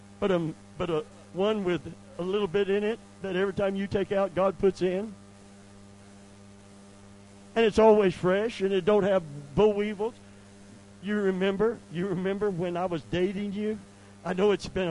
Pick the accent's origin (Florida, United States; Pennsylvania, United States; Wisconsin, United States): Florida, United States; Seffner; I lived right at the corner where the Hardee's is. That's where I grew up